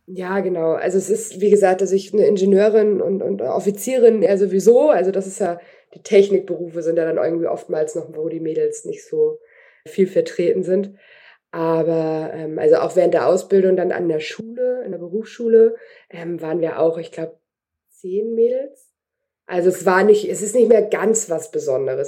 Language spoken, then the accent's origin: German; Kiel, Schleswig-Holstein, Germany; Ich bin zwar mit groß geworden auf dem Dampftonnenleger in Kiel, ähm, da war mein Papa äh, Gründungsmitglied